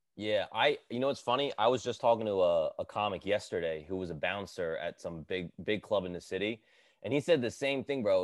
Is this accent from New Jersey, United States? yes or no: yes; Edison, New Jersey, United States; I grew up in Jersey, bro. I grew up in Edison